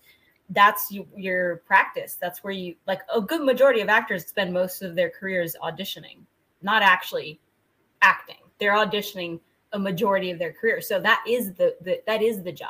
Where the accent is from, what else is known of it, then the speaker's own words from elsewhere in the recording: San Jose, California, United States; moved away as an adult; now in Southern California, United States; I'm from Northern California. I'm from San Jose.